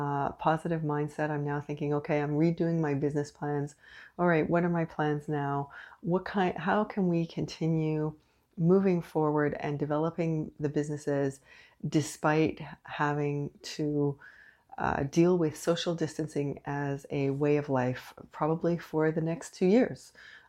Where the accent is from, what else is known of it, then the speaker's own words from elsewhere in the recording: Canada; I am unapologetically Canadian.